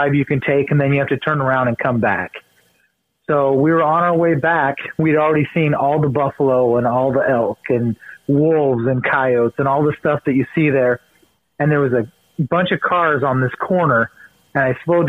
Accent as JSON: {"language": "English", "region": "Eastern Oregon", "country": "United States", "tie": "born or raised there", "also_born_or_lived": "Baker City / La Grande / Pendleton", "said": "I'm over in Eastern Oregon, kind of equal parts of three little towns, Baker, LeGrand, and Pendleton. Kind of been all around Eastern Oregon. My dad grew up a timber worker, so we just kind of moved around wherever the mills were open"}